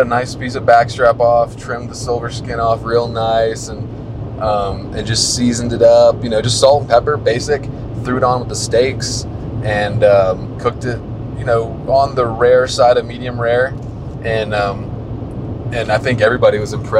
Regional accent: East Coast, United States; we're from the East Coast, we don't get a whole lot of snow

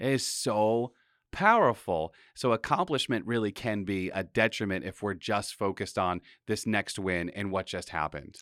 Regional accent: Pawtucket, Rhode Island, United States; we grew up in Pawtucket

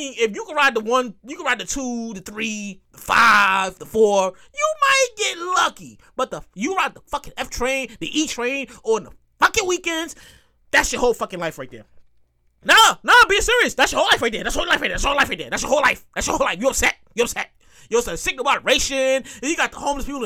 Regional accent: New York City, New York, United States; I'm from born and raised in New York

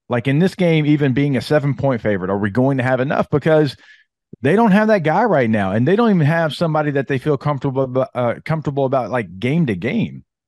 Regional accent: Louisiana, United States; growing up in Louisiana

